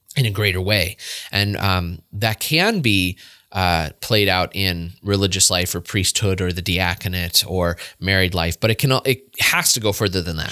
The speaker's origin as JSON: {"language": "English", "town": "Warren", "region": "Pennsylvania", "country": "United States", "tie": "born or raised there", "said": "I was born in Warren, Pennsylvania"}